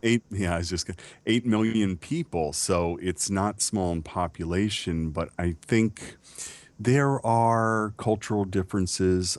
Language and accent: English; United States; I am American